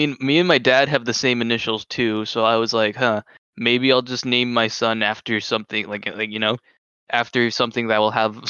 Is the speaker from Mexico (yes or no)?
yes; Mexico; moved away; Meanwhile, back in Mexico